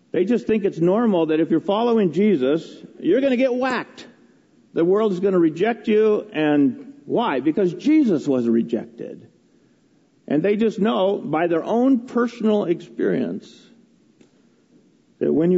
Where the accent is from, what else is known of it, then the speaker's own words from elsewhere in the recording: United States; I was raised in America